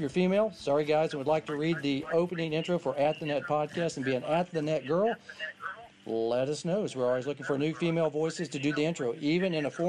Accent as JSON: {"language": "English", "region": "Texas", "country": "United States", "said": "because we're from Texas"}